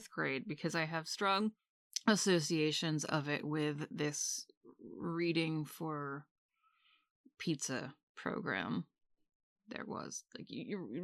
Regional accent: Maine, United States; I grew up in Maine

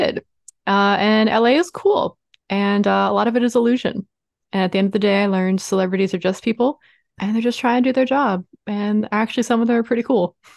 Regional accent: Baltimore, Maryland, United States; moved away as an adult; also born or lived in Los Angeles; I am from Baltimore, Maryland, in the States, uh, a very post-industrial town.

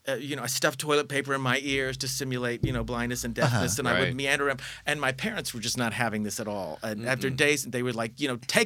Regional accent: Oklahoma, United States; growing up in the South in, you know, Bible Belt, Oklahoma.

